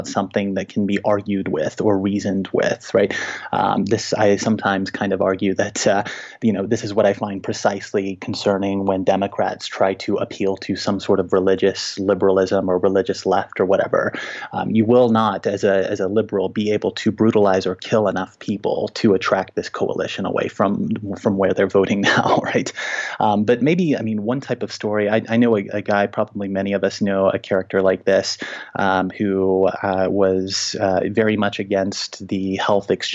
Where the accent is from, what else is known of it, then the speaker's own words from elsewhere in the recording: Little Rock, Arkansas, United States; now in Denver, United States; I live in Denver now, and I'm a university teacher, but I grew up in Little Rock, Arkansas